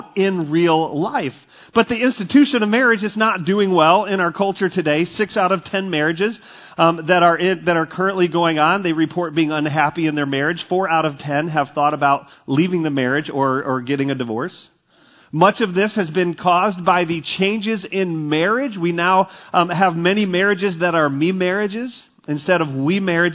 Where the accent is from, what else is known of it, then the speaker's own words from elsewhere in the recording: Texas, United States; moved away as an adult; also born or lived in Michigan; growing up in Texas, we had really shallow bunkers